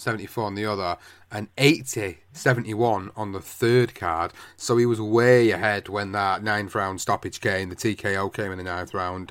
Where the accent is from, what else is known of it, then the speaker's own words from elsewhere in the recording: United Kingdom; As a British fight fan